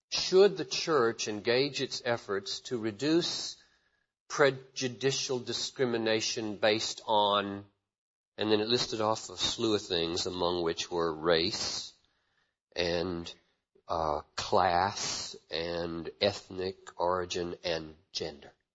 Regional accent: Greenville, South Carolina, United States; also born or lived in Chattanooga, Tennessee; now in Minneapolis, United States; I was born in Chattanooga 47 years ago and grew up in Greenville, South Carolina

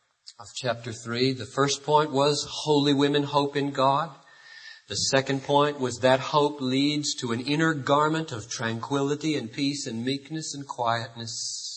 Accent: Greenville, South Carolina, United States; The early 60s, you may remember, were the days of civil rights, ugly days in the South. I grew up in Greenville, South Carolina, and I remember an experience.

